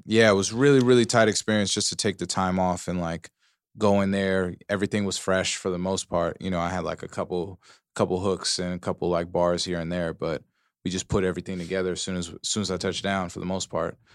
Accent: Pomona, California, United States; I'm from Pomona

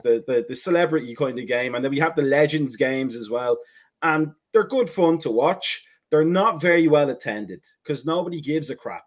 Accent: Ireland; now in United States; we're Irish

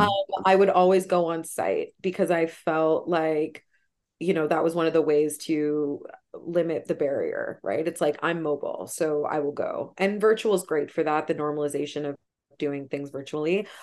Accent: Toronto, Ontario, Canada; where I grew up in Scarborough

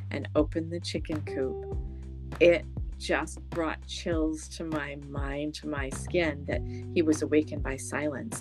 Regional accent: Canada; I'm from Canada

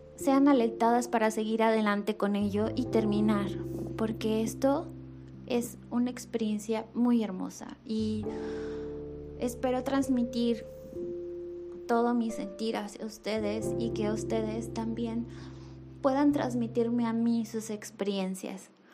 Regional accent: Mexico; soy mexicana

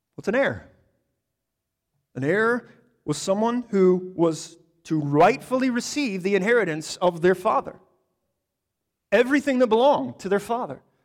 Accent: United States; I'm an American

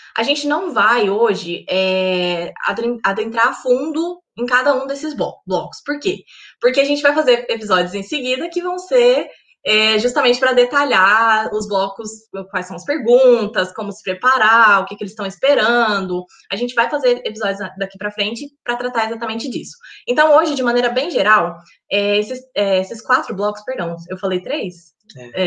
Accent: Goiás, Brazil; moved away as an adult; also born or lived in United Kingdom; now in York, United Kingdom; eu sou goiana, do interior de Goiás, uma cidade chamada Cidade de Goiás

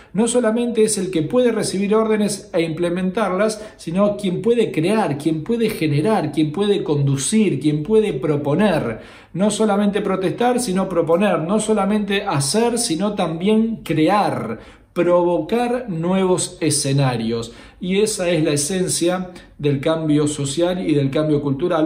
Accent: Argentina; Unámonos como argentinos

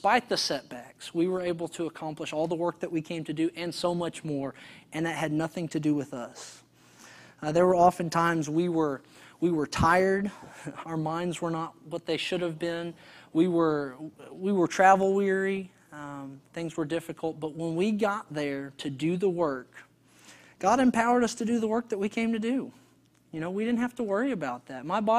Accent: Texas, United States; All the men in this picture, we're all from Texas, consequently, which I thought was really ironic.

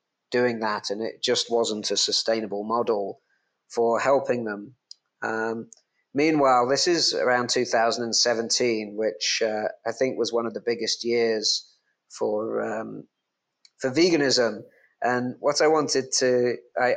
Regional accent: England, United Kingdom; now in Bali, Indonesia; I'm English

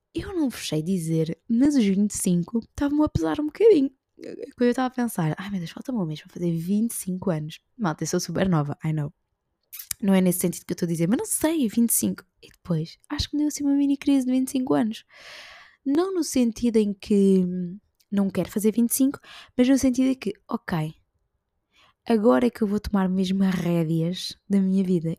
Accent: Portugal; also born or lived in Lisbon; nós saímos de Portugal, mas Portugal não sai de nós

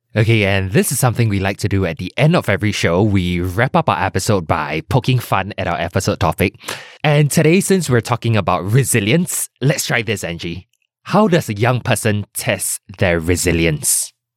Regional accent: Singapore; as a Singaporean son or daughter

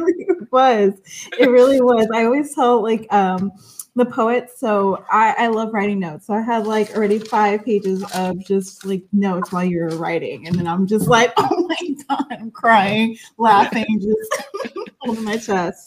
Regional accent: El Salvador; I'm actually from El Salvador, so we have like I'm Central American.

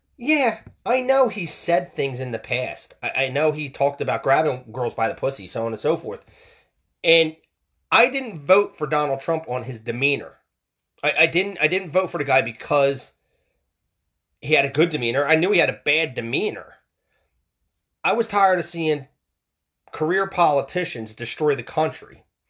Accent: United States; we lack that as American people.

